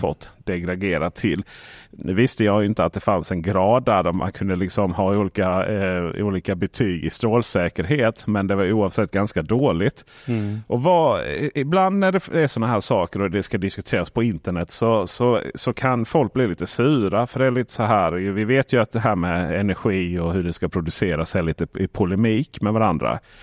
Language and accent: Swedish; Blekinge, Sweden; moved away; hemma i Blekinge